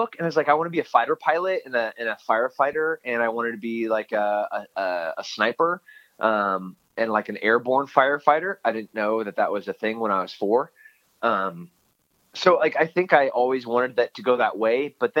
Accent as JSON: {"language": "English", "region": "California", "country": "United States", "said": "Podunkville, Central California."}